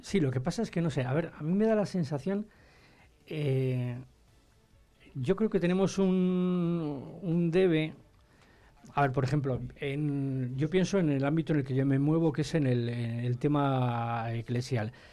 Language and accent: Spanish; Ampudia, Castile and León, Spain; aunque seamos de, de Ampudia, sentimos la montaña palentina como algo nuestro